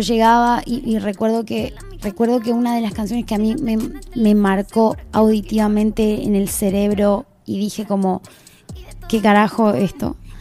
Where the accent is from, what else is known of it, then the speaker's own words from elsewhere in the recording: near the Bolivian border, northern Argentina, Argentina; yo soy del norte del país, en verdad no soy de Buenos Aires, soy del norte norte, que eso está bien al límite de Bolivia